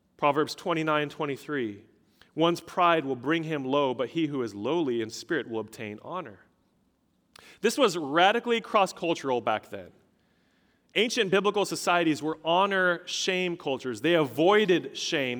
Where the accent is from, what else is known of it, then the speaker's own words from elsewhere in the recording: Colorado, United States; moved away; I'm originally from Colorado.